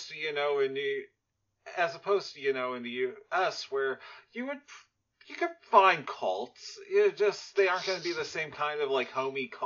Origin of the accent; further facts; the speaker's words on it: Sweden; English is a second language; I'm from Sweden.